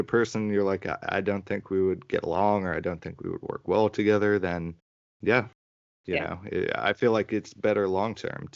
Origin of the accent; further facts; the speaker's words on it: Teaneck, New Jersey, United States; where we grew up in Teaneck